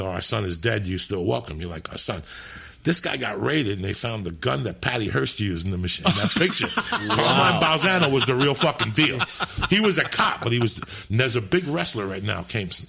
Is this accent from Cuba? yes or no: yes; Cuba; English is a second language; now in United States; because you taught me how to speak English. When I came from Cuba, I would watch Dick Van Dyke.